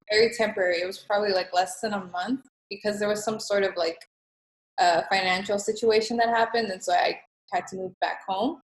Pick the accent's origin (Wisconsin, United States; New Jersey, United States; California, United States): California, United States; Los Angeles; now in Houston, United States; I was born in California in East LA, and I moved to Texas